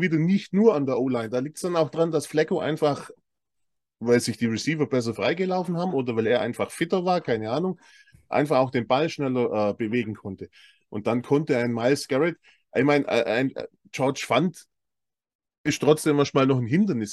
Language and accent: German; Swabia, Germany; als Schwabe